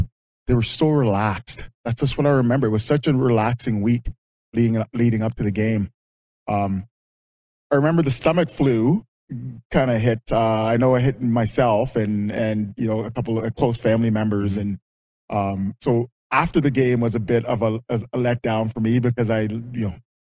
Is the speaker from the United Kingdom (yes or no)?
no; London, Ontario, Canada; born or raised there; also born or lived in Jamaica